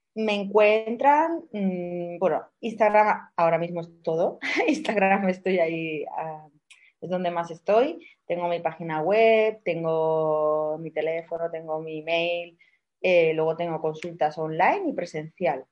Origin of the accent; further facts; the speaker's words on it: Málaga, Andalusia, Spain; accent: malagueño; somos aquí de Málaga